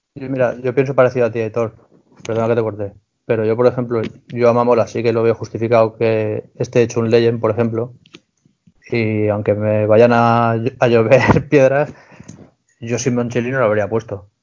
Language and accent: Spanish; Spain; siendo español